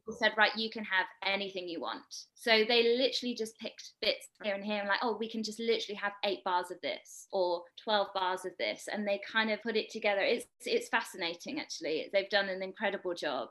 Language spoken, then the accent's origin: English; United Kingdom; I'm British, as you might be able to hear